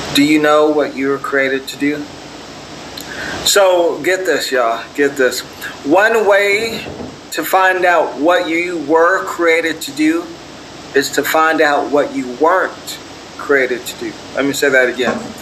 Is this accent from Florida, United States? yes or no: no; Torrance, California, United States; I was born in Torrance, California